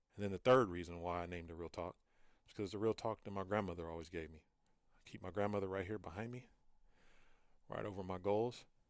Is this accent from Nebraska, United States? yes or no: no; Fresno, California, United States; I'm originally from Fresno, California